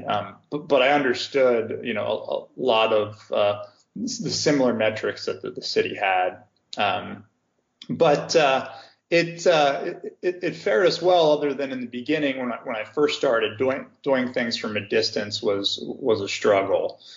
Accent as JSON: {"language": "English", "town": "Cincinnati", "region": "Ohio", "country": "United States", "tie": "born or raised there", "also_born_or_lived": "California / St. Louis, Missouri", "moved": "as an adult", "lives_now": "Chicago, United States", "said": "where I was born and raised in, in Cincinnati, Ohio"}